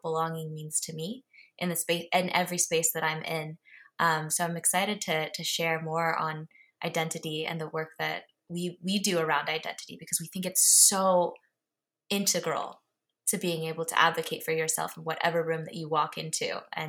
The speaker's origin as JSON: {"language": "English", "country": "Japan", "tie": "born or raised there", "also_born_or_lived": "United States", "said": "I grew up in Japan and the U.S. and have both citizenships, so for now at least."}